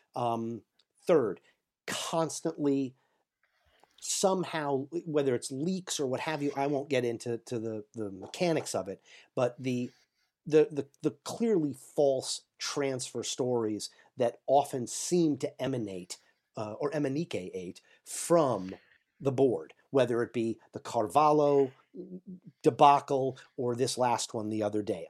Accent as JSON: {"language": "English", "region": "New York", "country": "United States", "said": "I am originally from New York. I still live in New York State"}